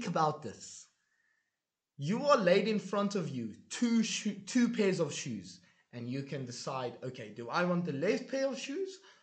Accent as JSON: {"language": "English", "country": "South Africa", "tie": "born or raised there", "also_born_or_lived": "Hungary", "moved": "yes", "said": "I came from South Africa"}